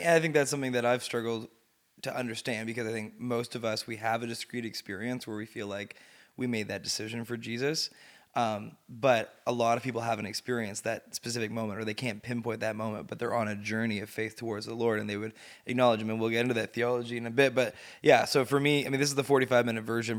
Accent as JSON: {"language": "English", "town": "Sudbury", "region": "Ontario", "country": "Canada", "tie": "born or raised there", "moved": "yes", "said": "I grew up in Sudbury."}